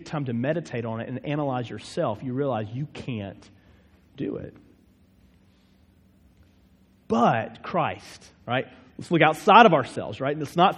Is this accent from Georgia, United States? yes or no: no; Winston-Salem, North Carolina, United States; also born or lived in Chapel Hill, North Carolina; I'm from Winston-Salem originally